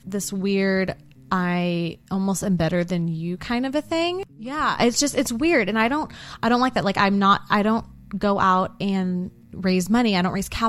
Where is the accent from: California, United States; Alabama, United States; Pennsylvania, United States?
California, United States; Bay Area; moved away as an adult; now in Dallas, United States; We were both born, raised the Bay Area of California